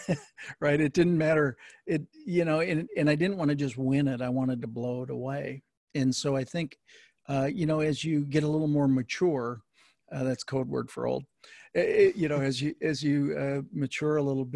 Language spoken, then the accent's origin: English; Wisconsin, United States; I grew up in Wisconsin, and Vince Lombardi was there